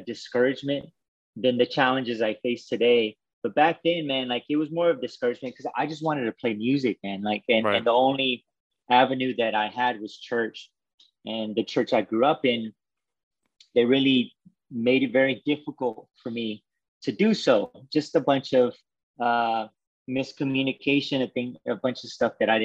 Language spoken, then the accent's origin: English; Waco, Texas, United States; I'm from Waco, Texas